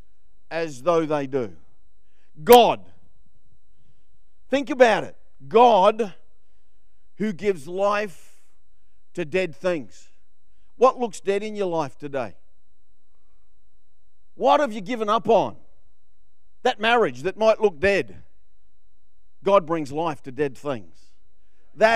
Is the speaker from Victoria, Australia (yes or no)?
no; Queensland, Australia; I'm from Queensland